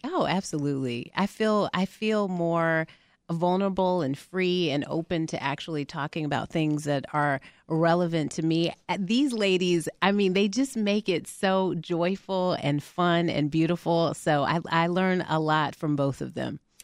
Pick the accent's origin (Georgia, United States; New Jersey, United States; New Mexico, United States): New Mexico, United States; Albuquerque; now in Atlanta, United States; I'm originally from Albuquerque, New Mexico